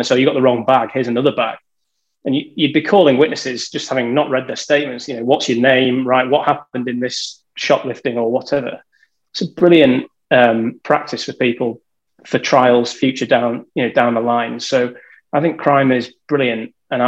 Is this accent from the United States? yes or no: no; United Kingdom; moved away as an adult; I'm from a tiny village that I've never heard of. So I'm from between Leeds and Manchester.